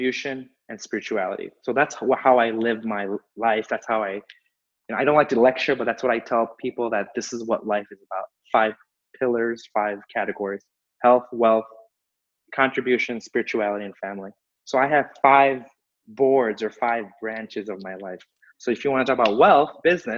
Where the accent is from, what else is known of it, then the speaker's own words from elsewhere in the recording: Chicago, Illinois, United States; I was born and raised here in Chicago, raised in Chicago. I'm a Chicago guy